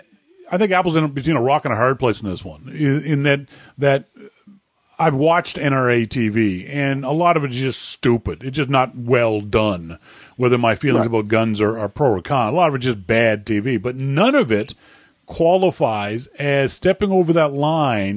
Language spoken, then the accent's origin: English; Canada; I'm Canadian.